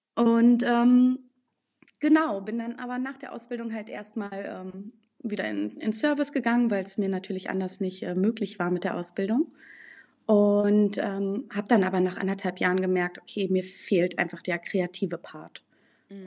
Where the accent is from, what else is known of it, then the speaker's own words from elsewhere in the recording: Berlin, Germany; now in Münster, Germany; ich bin in Berlin groß geworden